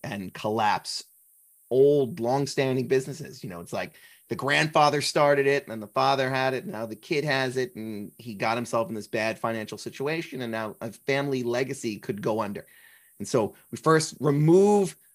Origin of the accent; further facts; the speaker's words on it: New Jersey, United States; I'm from New Jersey